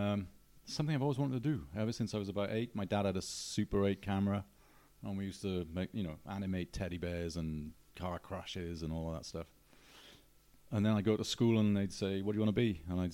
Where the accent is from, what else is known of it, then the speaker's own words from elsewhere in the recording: Newport, Wales, United Kingdom; Newport. Newport. Mm. In the Ebbw Valley, isn't it? It's like the most invisible part of Wales you can imagine.